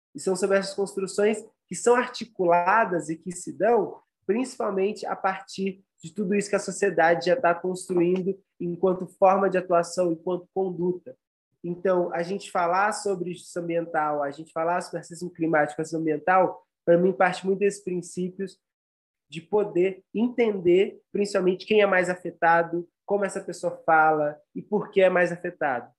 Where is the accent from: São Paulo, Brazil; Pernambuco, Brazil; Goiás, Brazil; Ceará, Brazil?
São Paulo, Brazil; sou aqui do Brasil, de São Paulo